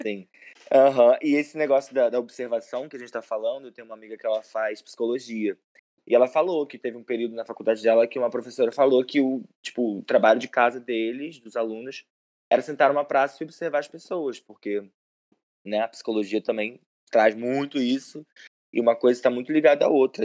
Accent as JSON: {"language": "Portuguese", "town": "Macaé", "region": "Rio de Janeiro", "country": "Brazil", "said": "eu sou de Macaé"}